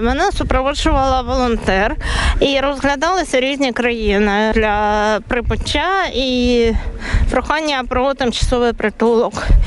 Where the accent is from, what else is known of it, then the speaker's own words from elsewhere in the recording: Ukraine; moved away as an adult; now in Latvia; людей з України